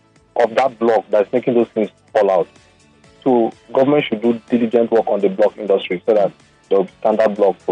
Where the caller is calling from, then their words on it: Lagos, Nigeria; I'm calling from Lekki.